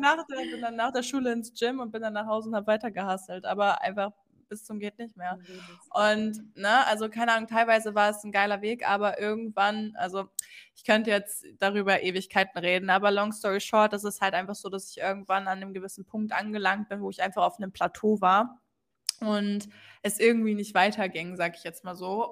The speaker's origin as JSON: {"language": "German", "region": "Hamburg", "country": "Germany", "tie": "born or raised there", "said": "Ich komme aus der Nähe von Hamburg. Ähm, bezeichne mich gerne aber trotzdem immer als gebürtige Hamburgerin."}